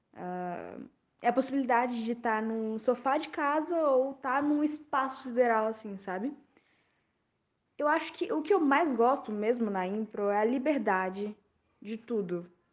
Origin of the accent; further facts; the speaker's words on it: Belo Horizonte, Minas Gerais, Brazil; eu sou de BH, Minas Gerais